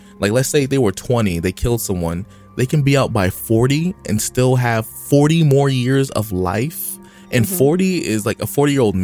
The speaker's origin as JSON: {"language": "English", "country": "United States", "said": "I'm from the U.S."}